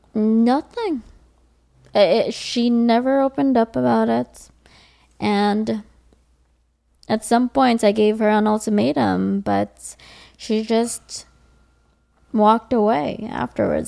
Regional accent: Los Angeles, California, United States; I am an L A native.

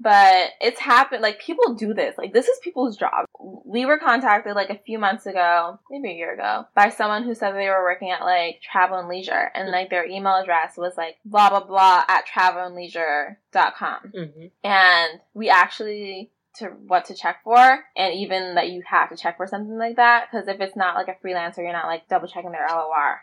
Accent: New York, United States; I am a New Yorker that is a publicist and I work at Factory PR

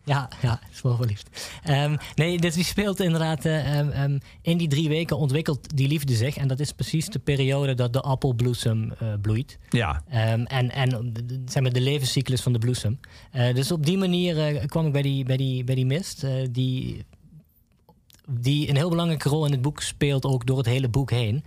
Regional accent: Nuth, Limburg, Netherlands; ik kom zelf uit Nut

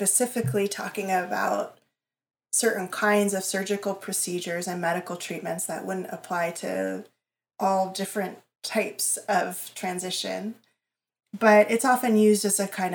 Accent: New York City, New York, United States; I grew up in New York City

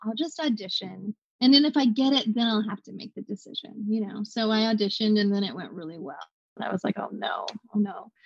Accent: the South, United States; I grew up in the South

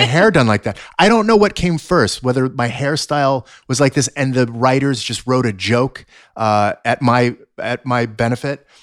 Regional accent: Los Angeles, California, United States; I was born in Sun Valley, uh, right here in the San Fernando Valley

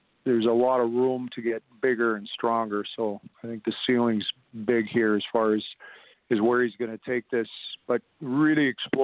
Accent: Lethbridge, Alberta, Canada; moved away; I'm originally from Lethbridge, so being a Southern Albertan

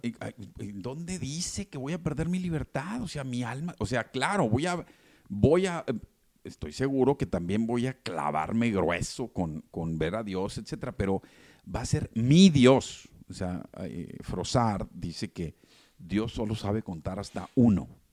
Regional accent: Mexico; todos los que nos sentimos o somos mexicanos

